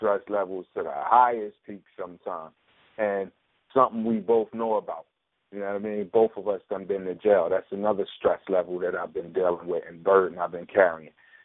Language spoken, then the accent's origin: English; Philadelphia, Pennsylvania, United States; I'm from North Philly